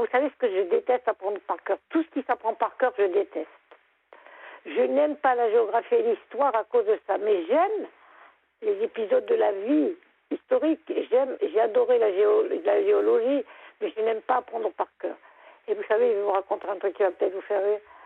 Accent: Lorraine, Grand Est, France; moved away as an adult; now in Lorient, France; je suis Lorraine. J'habitais à côté de Nancy. Mais j'ai émigré pour avoir la mer.

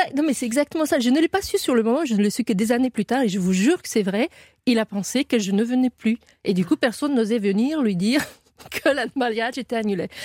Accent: Romania; French is a second language; moved away; j'ai appris le français en Roumanie

